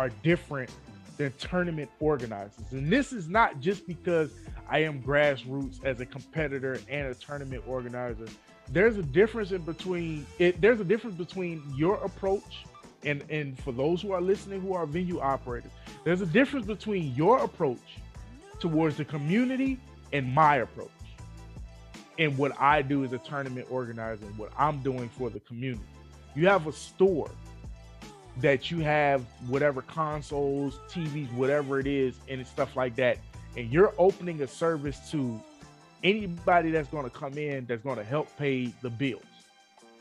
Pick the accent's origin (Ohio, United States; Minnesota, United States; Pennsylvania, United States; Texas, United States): Pennsylvania, United States; Philadelphia; moved away; also born or lived in Chester; I'm naturally from Philly and I moved from Philly to Chester and came down here